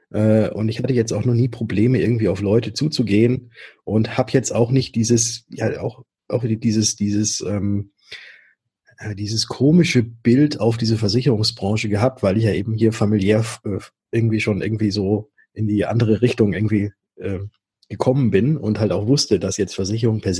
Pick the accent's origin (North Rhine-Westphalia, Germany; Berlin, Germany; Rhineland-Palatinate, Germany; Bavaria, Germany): Bavaria, Germany; Würzburg; also born or lived in Stuttgart; Ich komme aus Würzburg, aber war in Stuttgart und habe dort Fahrzeug- und Motorentechnik studiert.